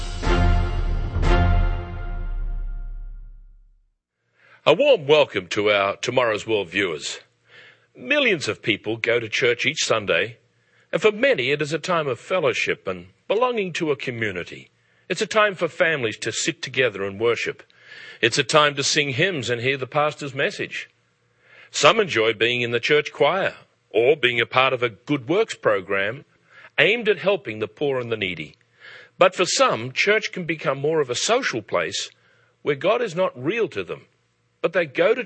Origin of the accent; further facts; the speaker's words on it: Australia; now in England, United Kingdom; As an Australian living in England